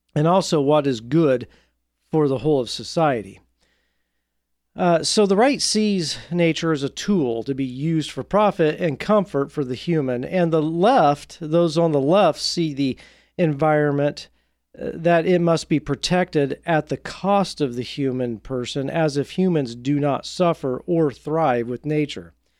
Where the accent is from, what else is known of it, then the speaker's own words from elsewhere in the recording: Indiana, United States; I grew up in Indiana